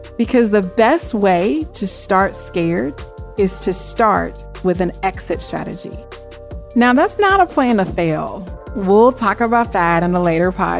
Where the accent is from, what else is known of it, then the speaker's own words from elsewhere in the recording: Springfield, Missouri, United States; moved away as an adult; also born or lived in Memphis, Tennessee; I was born and raised in Springfield, Missouri, to very strict parents